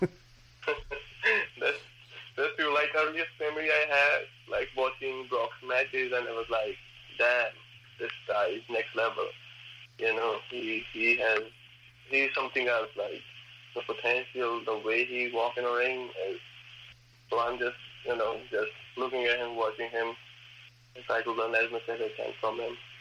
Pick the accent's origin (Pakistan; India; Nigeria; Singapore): India; Punjab; moved away as an adult; now in Canada; I'm from India, Punjab, and uh, I moved in in Canada like 2018.